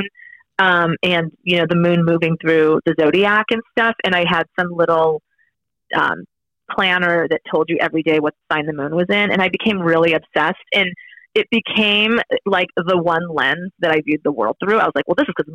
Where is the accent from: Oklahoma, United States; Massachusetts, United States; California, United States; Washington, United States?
Massachusetts, United States; North Shore of; I grew up in New England, very in the shadow of Salem on the North Shore of Massachusetts